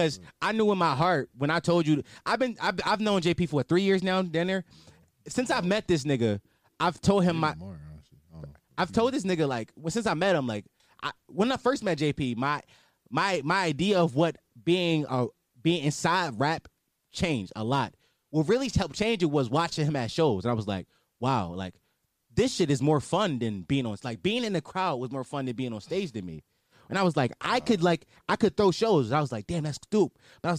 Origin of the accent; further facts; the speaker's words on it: Philadelphia, Pennsylvania, United States; And I'm from Philly, where we just lost an 18-year-old rapper, ….